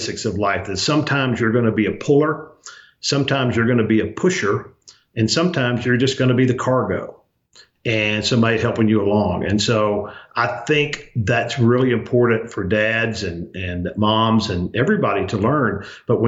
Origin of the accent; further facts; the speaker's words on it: Arkansas, United States; also born or lived in Louisiana; raised in Arkansas